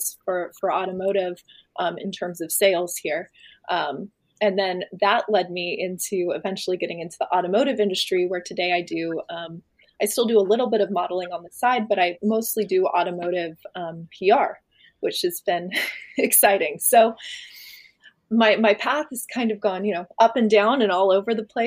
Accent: San Clemente, California, United States; growing up in San Clemente, which is a very small kind of sheltered town.

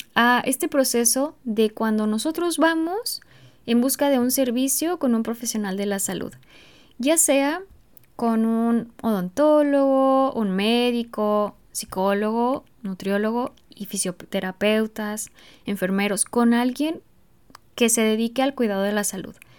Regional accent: Mexico; en México, por ejemplo, en mi país

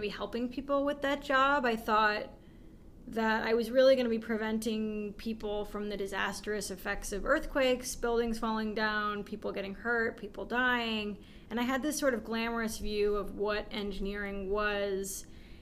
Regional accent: San Francisco Bay Area, California, United States; I grew up in the San Francisco Bay Area

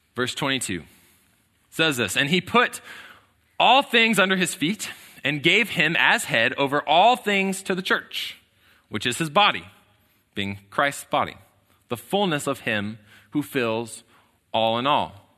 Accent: College Station, Texas, United States; I was born here in College Station

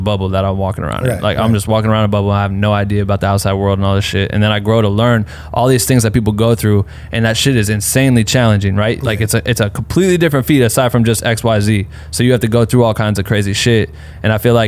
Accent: Iowa, United States; moved away; I was born in Iowa

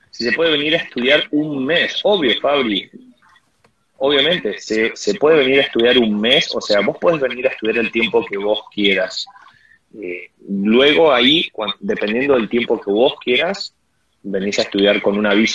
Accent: Uruguay; siendo uruguayo creo que eh, entras a la página de inmigraciones hay un lugar donde se saca una visa de turista

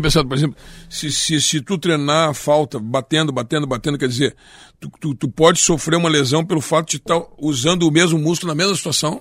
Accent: Rio Grande do Sul, Brazil; accent: gaúcho; also born or lived in Rio de Janeiro; o gaúcho não tem sotaque

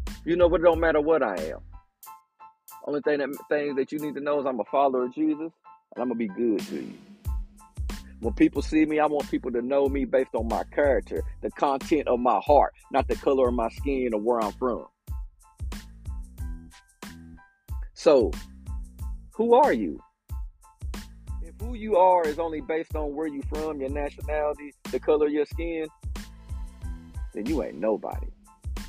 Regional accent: United States; I'm an American

